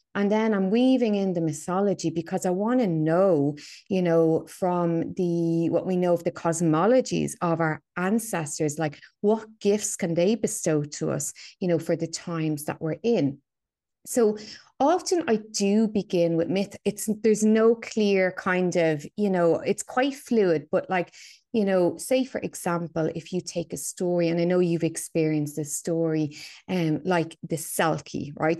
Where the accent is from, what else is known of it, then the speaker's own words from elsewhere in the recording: Dublin, Leinster, Ireland; So, yeah, so I'm from Dublin, right? I'm a Dubliner, born and bred. I grew up in a very, you know, working class suburb of Dublin.